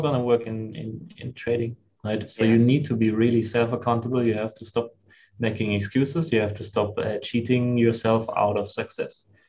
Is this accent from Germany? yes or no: yes; Germany; moved away as an adult; also born or lived in China; growing up in Germany